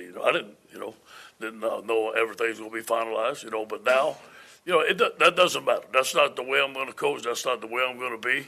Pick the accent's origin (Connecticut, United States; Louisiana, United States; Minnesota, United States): Louisiana, United States; We're both from Louisiana